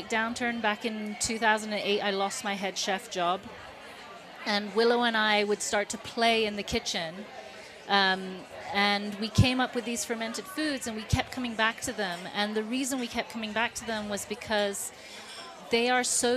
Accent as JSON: {"language": "English", "country": "Hong Kong", "tie": "born or raised there", "moved": "yes", "lives_now": "Boulder, United States", "said": "About 17 years in the Boulder area, and I grew up in Hong Kong. I'm from the East"}